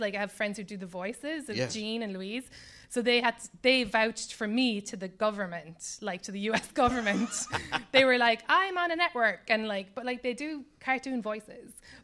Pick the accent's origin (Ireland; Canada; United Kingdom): Ireland; Cobh, Munster; now in United States; I grew up in Cove